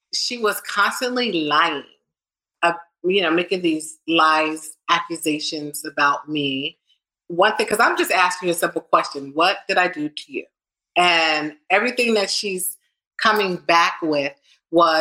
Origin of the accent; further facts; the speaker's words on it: New Jersey, United States; I'm from New Jersey